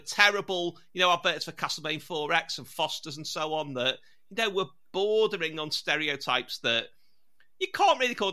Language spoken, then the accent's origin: English; Liverpool, North West England, United Kingdom; I am from Liverpool